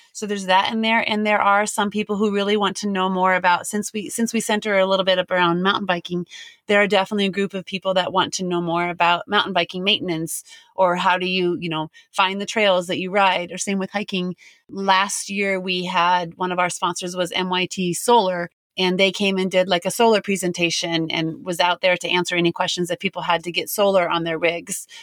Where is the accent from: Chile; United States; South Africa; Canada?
United States; Denver, Colorado; moved away as an adult; We're from Denver, basically. We've raised our kids and family in Denver, Colorado